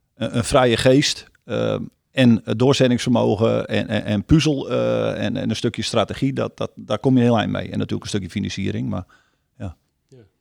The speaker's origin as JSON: {"language": "Dutch", "region": "Friesland", "country": "Netherlands", "said": "ik ben een Fries"}